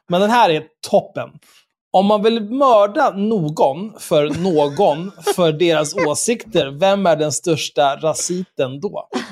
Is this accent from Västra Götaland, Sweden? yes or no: no; Stockholm, Stockholm County, Sweden; när vi växte upp tillsammans på Söder